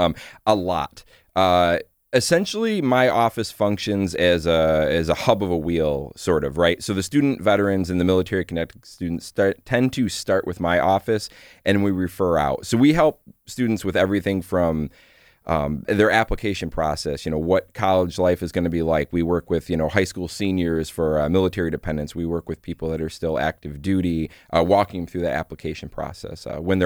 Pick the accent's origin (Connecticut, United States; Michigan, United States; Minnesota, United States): Michigan, United States; I grew up in Michigan, went to college after high school and was not ready for it.